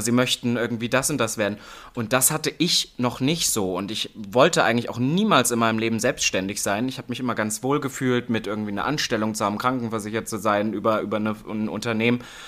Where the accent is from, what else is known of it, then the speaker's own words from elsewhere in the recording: Halle, Saxony-Anhalt, Germany; moved away as an adult; now in Berlin, Germany; im Osten, also in Halle, wo ich aufgewachsen bin, Halle-Saale